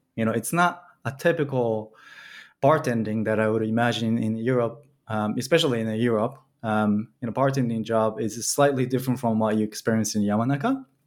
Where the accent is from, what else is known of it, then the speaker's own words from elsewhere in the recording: Tokyo, Japan; moved away; also born or lived in Belgium; I'm from Tokyo